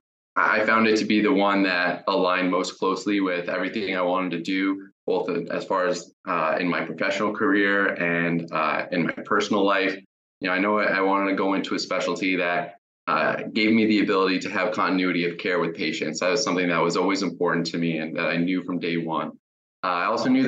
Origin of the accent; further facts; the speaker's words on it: Jacksonville, Florida, United States; also born or lived in Tampa, Florida / Colorado; I'm from Jacksonville, Florida, and I did my undergrad at the University of South Florida in Tampa